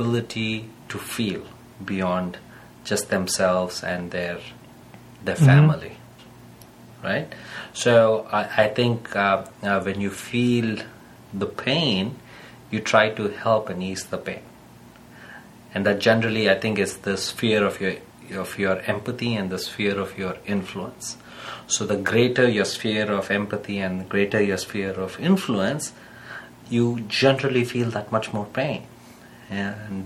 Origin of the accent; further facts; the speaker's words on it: India; being Indian